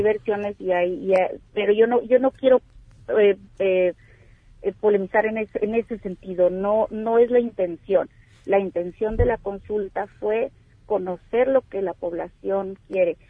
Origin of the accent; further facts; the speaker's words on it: Baja California, Mexico; Somos las baja californianas